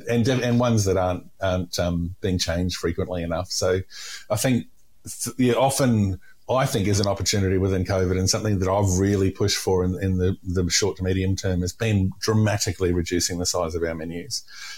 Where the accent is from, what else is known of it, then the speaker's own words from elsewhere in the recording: Queensland, Australia; And I'm from North Queensland, right? So we didn't deliberately drink hot drinks.